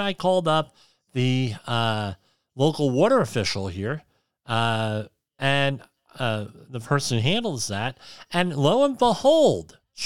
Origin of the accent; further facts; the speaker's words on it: New Jersey, United States; I'm from New Jersey